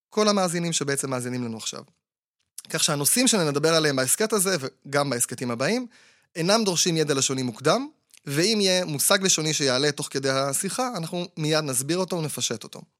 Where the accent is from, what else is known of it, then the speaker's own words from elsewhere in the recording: Bat Yam, Tel Aviv District, Israel; אני גדלתי בבת ים, וכשהייתי קטן, למי שהיו הרבה גוגואים או הרבה סוכריות, ושרתה עליו רוח הנדיבות, הוא היה זורק את הסוכריות או הגוגואים באוויר